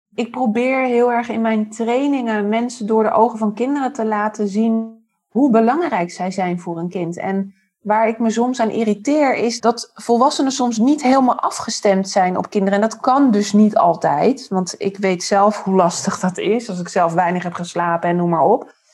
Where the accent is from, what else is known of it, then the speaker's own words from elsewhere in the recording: Amstelveen, North Holland, Netherlands; moved away as an adult; now in Haarlem, Netherlands; Daarvoor dus opgegroeid in Amstelveen, geboren en getogen